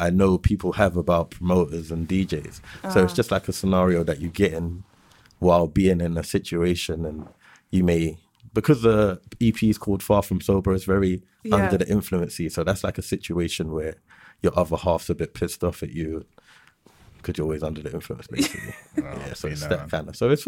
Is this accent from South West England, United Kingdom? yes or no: no; London, United Kingdom; I'm an artist from West London